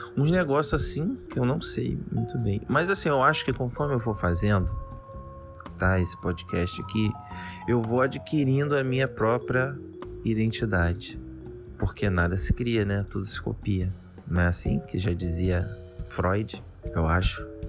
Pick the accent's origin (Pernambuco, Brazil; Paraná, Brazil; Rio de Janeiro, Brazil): Rio de Janeiro, Brazil; de onde eu sou, do Rio de Janeiro